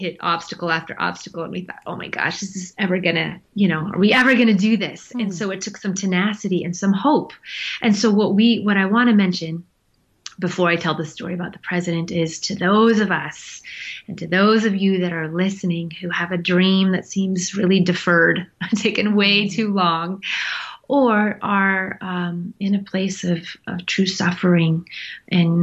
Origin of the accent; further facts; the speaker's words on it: United States; an American in Nepal